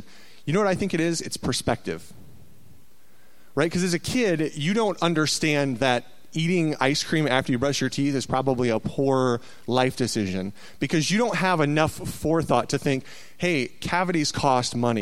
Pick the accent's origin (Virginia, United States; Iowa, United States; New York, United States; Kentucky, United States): Iowa, United States; Waterloo; I grew up in Iowa, a little town called Waterloo.